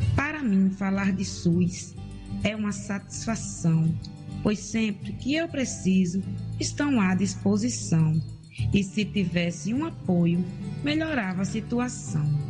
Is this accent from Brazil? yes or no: yes; Mossoró, Rio Grande do Norte, Brazil; Sou natural de Mossoró, do Rio Grande do Norte.